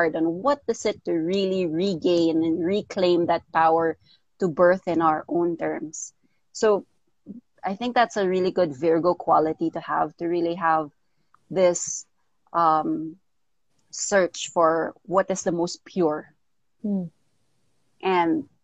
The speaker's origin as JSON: {"language": "English", "country": "Philippines", "tie": "born or raised there", "also_born_or_lived": "United States / Daly City, California", "said": "I was born in the States, but I was raised here in the Philippines"}